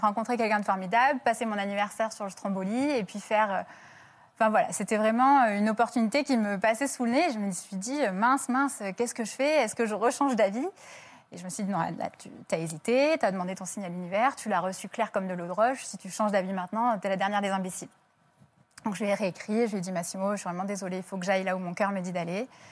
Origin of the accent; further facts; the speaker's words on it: France; je suis française